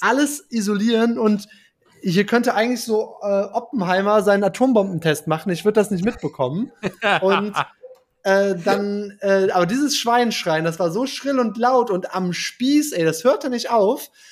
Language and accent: German; Germany; als Deutscher